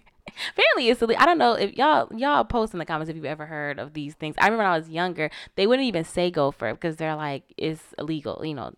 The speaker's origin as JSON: {"language": "English", "region": "Florida", "country": "United States", "said": "I'm from Florida. You know, I'm from the South"}